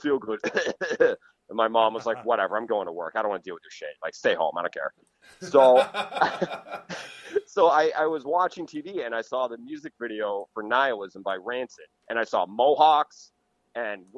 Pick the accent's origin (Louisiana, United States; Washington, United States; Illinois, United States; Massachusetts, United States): Massachusetts, United States; Cape Cod; now in Connecticut, United States; I grew up on Cape Cod, you know, super rich, elitist Cape Cod